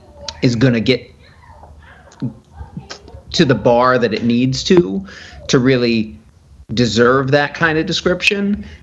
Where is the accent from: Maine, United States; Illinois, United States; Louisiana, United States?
Maine, United States; Westbrook; That's my hometown.